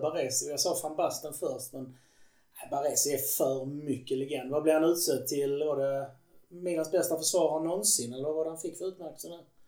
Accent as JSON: {"language": "Swedish", "country": "Sweden", "said": "som svensk"}